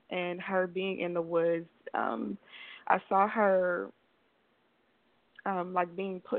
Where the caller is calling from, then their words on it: Belize; I am calling from Belize right now.